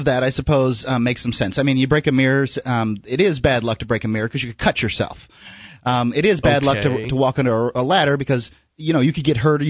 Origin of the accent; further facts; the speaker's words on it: Florida, United States; moved away; I grew up in Florida